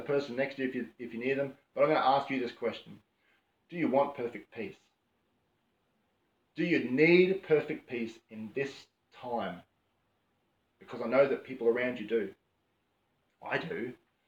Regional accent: Queensland, Australia; moved away; we come from Queensland

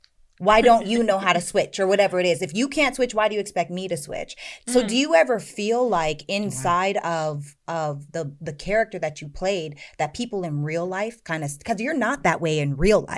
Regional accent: Canada; moved away as an adult; now in Los Angeles, United States; I'm from Canada, right? I lived in LA the last 15 years

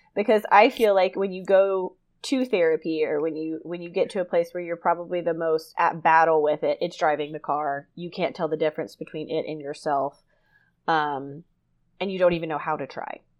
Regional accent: South Georgia, United States; I grew up in South Georgia

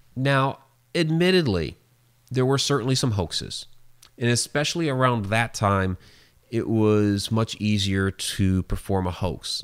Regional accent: Ohio, United States; I'm a native of Ohio

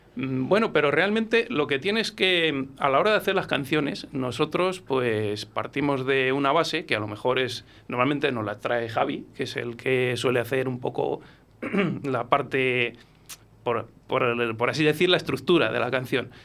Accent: Coca, Castile and León, Spain; born or raised there; moved away as an adult; now in Valladolid, Spain

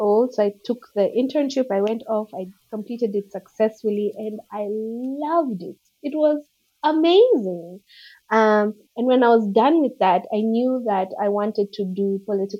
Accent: Nairobi, Kenya; I'm Kenyan. So I grew up in Kenya, in Nairobi

